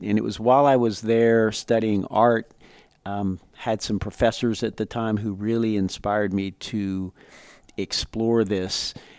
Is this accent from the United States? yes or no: yes; Lafayette, Louisiana, United States; I grew up in Lafayette, Louisiana, part of a large Cajun family